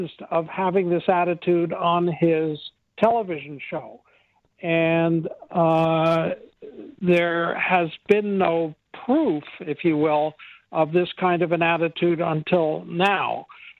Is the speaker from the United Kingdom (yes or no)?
no; United States